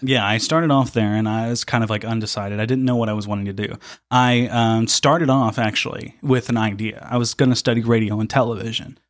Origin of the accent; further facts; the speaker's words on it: near Dale, Indiana, United States; also born or lived in Evansville; near my hometown, I live near a, a place called Dale.